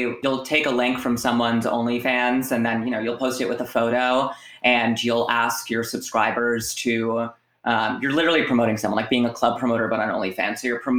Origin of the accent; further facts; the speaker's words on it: Providence, Rhode Island, United States; now in New York, United States; So I'm 25 years old. I am from Providence, Rhode Island.